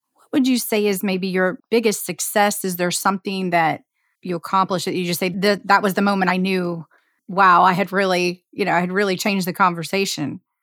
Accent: Indiana, United States; I'm from Indiana and grew up in the heartland

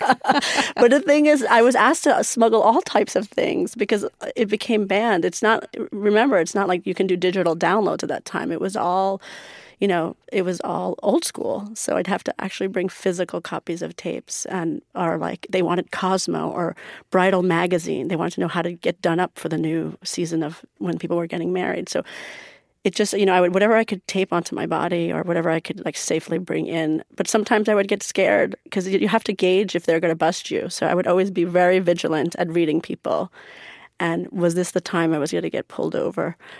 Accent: New York, United States; also born or lived in Iran; I grew up in America, going to Persian school

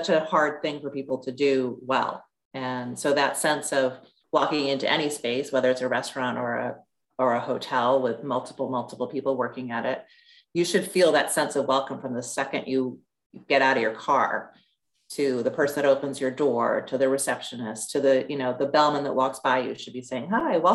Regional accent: New York City, New York, United States; when I was a kid growing up on the Upper West Side of New York

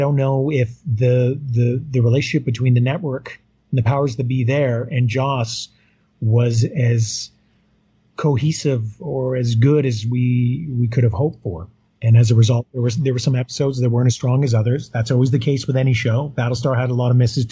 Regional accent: Yukon, Canada; I grew up in Yukon

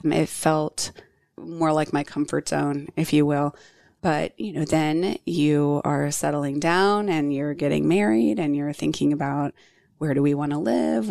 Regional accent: Virginia Beach, Virginia, United States; moved away as an adult; now in Charlotte, United States; close to where I grew up in Virginia Beach

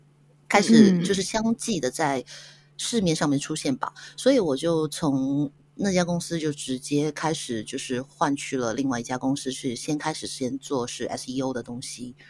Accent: Hong Kong

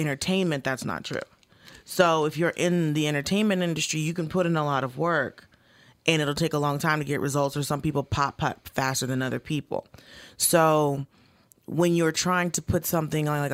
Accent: Atlanta, Georgia, United States; moved away; I grew up, for the most part, in Atlanta.

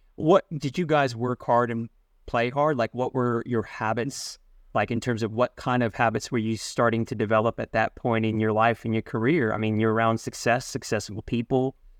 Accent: Sydney, New South Wales, Australia; I was born in Australia. We were in the western suburbs.

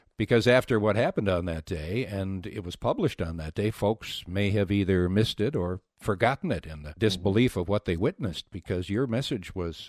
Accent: Wisconsin, United States; Wisconsin originally.

